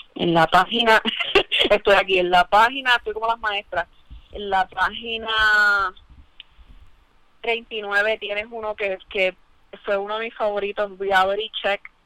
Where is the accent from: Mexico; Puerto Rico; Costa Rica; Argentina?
Puerto Rico; Mayagüez; moved away; also born or lived in Ponce; la realidad es que yo me crié en Mayagüez